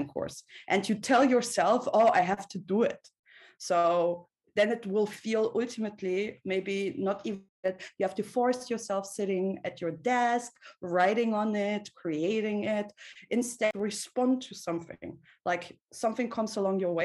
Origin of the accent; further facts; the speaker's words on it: Russia; I was born in Soviet Russia